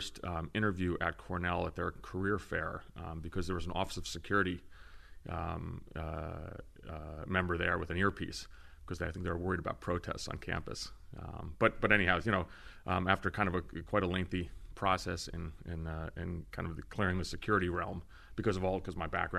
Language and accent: English; Greece; born there; I am of Greek descent. I was born in Greece. I've kind of international background. I spent a lot of time, you know, in the summers in the Greek islands